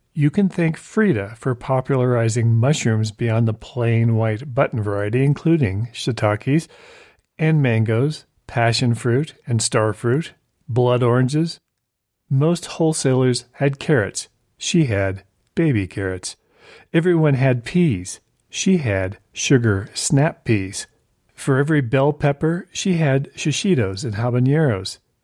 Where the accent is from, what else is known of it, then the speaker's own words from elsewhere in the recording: Southern California, United States; I grew up in Southern California